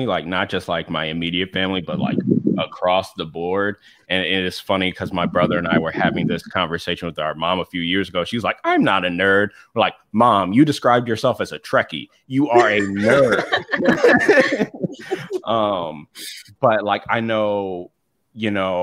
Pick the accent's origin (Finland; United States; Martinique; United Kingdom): United States; the South; moved away; I was also like born and raised in the South for a little bit